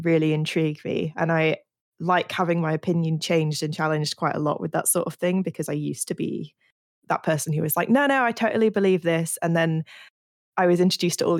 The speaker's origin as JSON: {"language": "English", "region": "Yorkshire and the Humber", "country": "United Kingdom", "accent": "Yorkshire", "moved": "yes", "lives_now": "London, United Kingdom", "said": "When I go home, my Yorkshire accent comes out a lot more"}